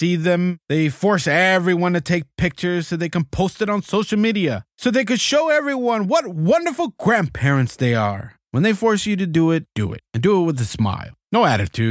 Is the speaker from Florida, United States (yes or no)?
yes; South Florida, United States; was born and raised in South Florida. I lived in Dade County, but mostly in Broward County